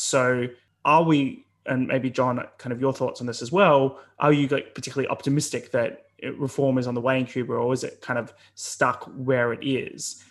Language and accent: English; Australia; now in United Kingdom; as an Australian